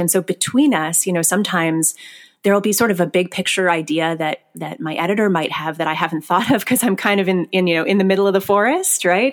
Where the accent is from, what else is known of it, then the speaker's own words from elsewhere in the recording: Scarborough, Ontario, Canada; I grew up in Scarborough, Ontario